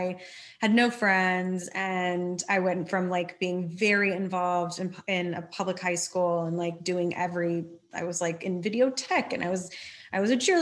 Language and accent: English; Dallas, Texas, United States; I grew up in Dallas